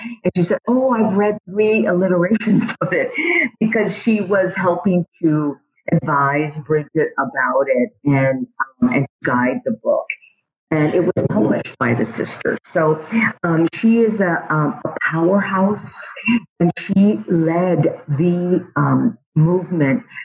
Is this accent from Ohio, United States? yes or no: no; San Antonio, Texas, United States; I was born here on the West Side